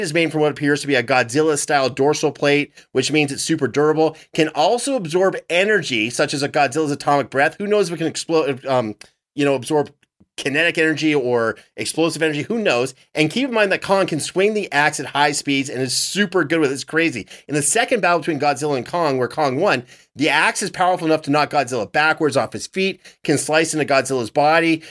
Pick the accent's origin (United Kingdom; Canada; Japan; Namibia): Canada; my home country